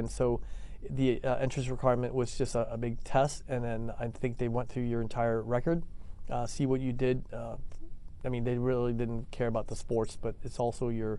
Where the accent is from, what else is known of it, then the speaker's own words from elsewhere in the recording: Annandale, Virginia, United States; And so I grew up in Northern Virginia in Annandale. I went to Thomas Jefferson High School for Science and Technology.